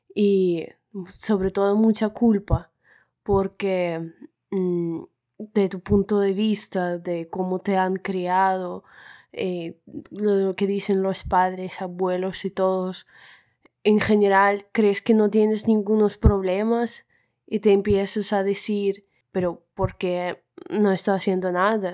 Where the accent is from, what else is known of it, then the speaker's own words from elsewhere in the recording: Russia; tengo 23 años y soy rusa